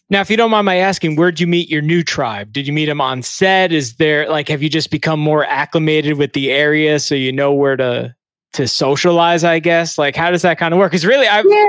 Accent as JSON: {"language": "English", "town": "New York City", "region": "New York", "country": "United States", "tie": "born or raised there", "said": "I've only lived in New York"}